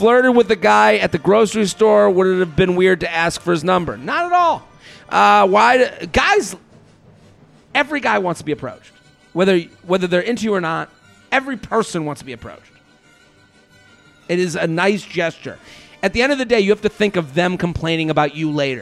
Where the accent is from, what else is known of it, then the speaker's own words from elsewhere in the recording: United States; I'm an American